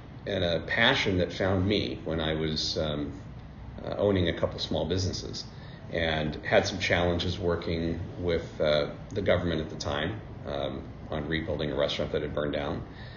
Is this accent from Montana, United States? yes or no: yes; Billings, Montana, United States; born there; I was born in Billings, Montana. Educated, I would like to say, across the United States, because my dad was in the Army, so spent a lot of time moving around the country.